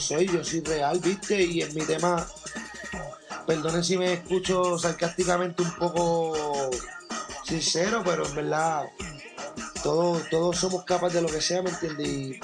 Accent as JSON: {"language": "Spanish", "town": "Carolina", "country": "Puerto Rico", "said": "de donde yo vengo, el área de Carolina, Puerto Rico"}